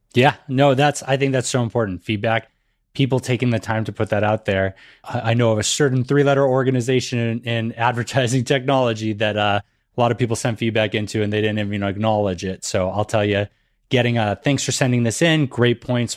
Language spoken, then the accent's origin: English; Massachusetts, United States; growing up in Massachusetts, that was something that they definitely made sure we learned in school.